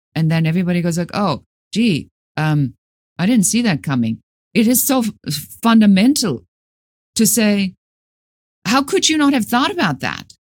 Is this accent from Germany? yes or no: yes; Germany; moved away as an adult; now in United States; Originally, I'm from Germany.